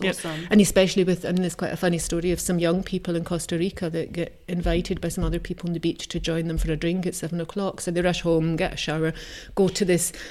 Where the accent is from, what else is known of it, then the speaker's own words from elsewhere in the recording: Scotland, United Kingdom; moved away as an adult; now in Switzerland; I mean, I would say that's my heritage. I am from Scotland.